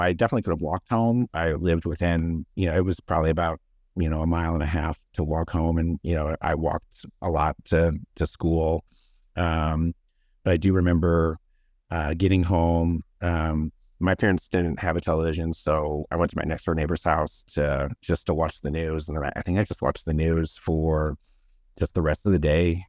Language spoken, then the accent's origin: English; Denver, Colorado, United States; also born or lived in California; I was born in Denver, and then, uh, me and my parents lived there until I, uh, was the, about in kindergarten, and then we moved to California from, you know, kindergarten to about grade, mm, seven, and then moved back to Colorado